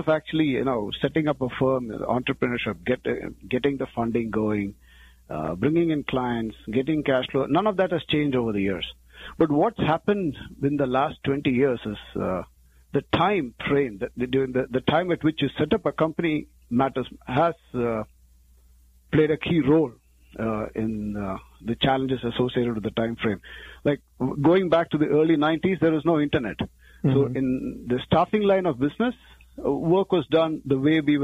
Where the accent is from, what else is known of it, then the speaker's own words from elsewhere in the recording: India; moved away as an adult; now in Cherry Hill, United States; I'm an engineer from India